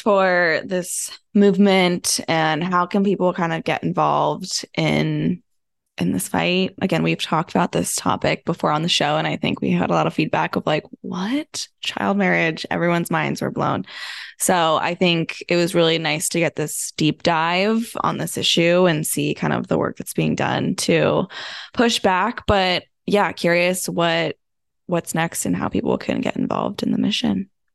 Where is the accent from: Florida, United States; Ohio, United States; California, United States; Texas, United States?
California, United States; my home state